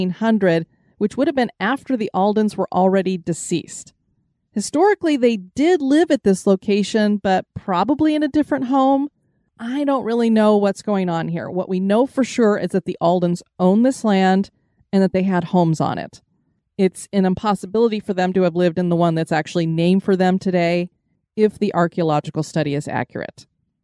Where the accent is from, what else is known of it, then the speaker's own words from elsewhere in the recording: Colorado, United States; moved away; I came from Colorado